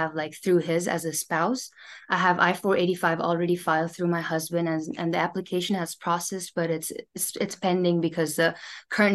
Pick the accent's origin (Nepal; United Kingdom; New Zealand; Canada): Nepal; moved away as an adult; now in United States; I'm from Nepal